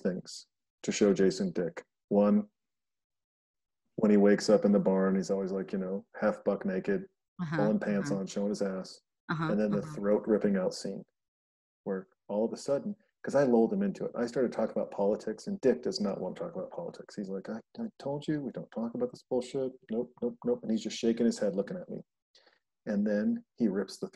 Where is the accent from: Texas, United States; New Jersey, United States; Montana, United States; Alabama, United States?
Montana, United States; moved away; also born or lived in Los Angeles, United States; I'm from Montana.